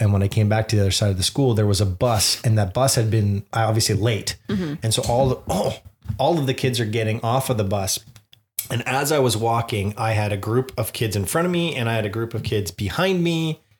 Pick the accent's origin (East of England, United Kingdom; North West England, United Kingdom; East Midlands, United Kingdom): North West England, United Kingdom; Liverpool; accent: Liverpool; Anyways, my accent is from Liverpool.